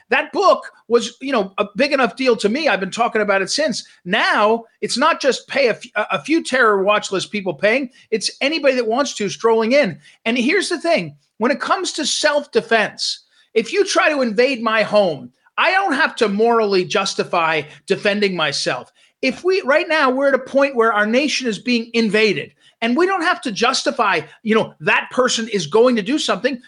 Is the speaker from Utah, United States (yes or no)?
no; Missouri, United States; I'm from Missouri, which is right in the center